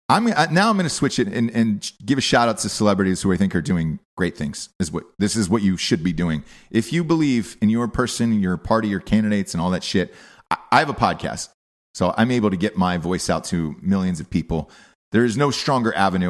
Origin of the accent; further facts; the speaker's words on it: Atlanta, Georgia, United States; I'm from Atlanta